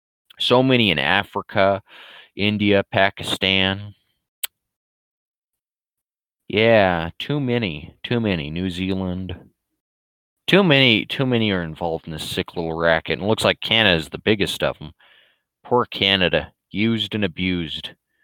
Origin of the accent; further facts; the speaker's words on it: Dublin, Leinster, Ireland; We're the Irish, and I'm from Dublin, and I respect my nationality, you know.